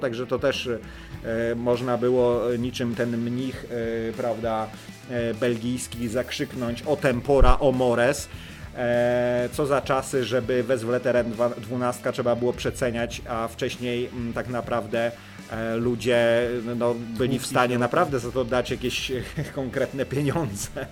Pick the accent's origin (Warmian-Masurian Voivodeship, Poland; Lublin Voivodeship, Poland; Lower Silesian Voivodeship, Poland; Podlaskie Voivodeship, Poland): Lower Silesian Voivodeship, Poland; u nas na Dolnym Śląsku